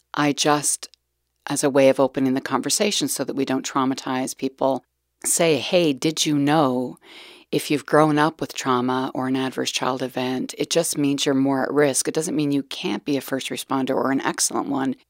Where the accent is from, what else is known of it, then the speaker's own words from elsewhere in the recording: Calgary, Alberta, Canada; I was born in Calgary, Alberta, back in nineteen sixty-two.